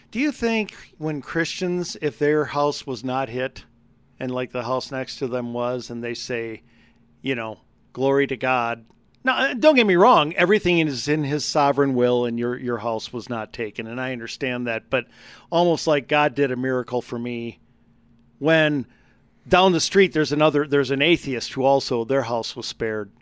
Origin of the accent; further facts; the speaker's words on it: Wisconsin, United States; now in Colorado, United States; growing up in Wisconsin